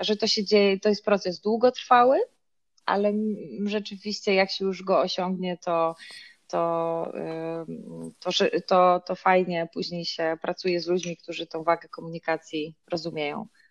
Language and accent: Polish; Ostróda, Warmian-Masurian Voivodeship, Poland; moved away as an adult; now in Warsaw, Poland; ja nie jestem z, z Warszawy, choć mieszkam na co dzień w, tutaj, tylko jestem z, z, z Ostrudy, czyli z Mazur.